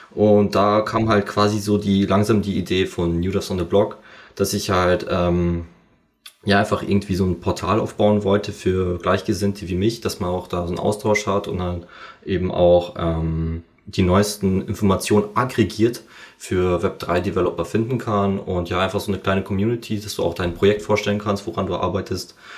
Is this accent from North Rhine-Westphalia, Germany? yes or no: no; Amberg, Bavaria, Germany; moved away as an adult; also born or lived in Fürstenfeldbruck / Munich; ich komme ja eigentlich aus Amberg, da gab es halt leider nicht so viel Angebot ähm, wegen dieser Ausbildung